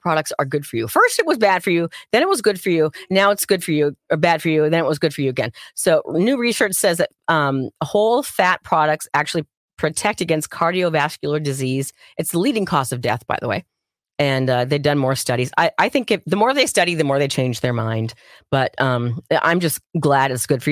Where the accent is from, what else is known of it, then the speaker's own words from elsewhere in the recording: Minnesota, United States; I worked at the teeny tiny little radio station in my hometown, which was like a block and a half from where we lived